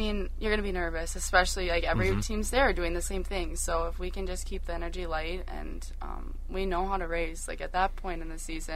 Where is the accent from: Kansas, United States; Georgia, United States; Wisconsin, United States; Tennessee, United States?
Wisconsin, United States; Madison area; I grew up in Wisconsin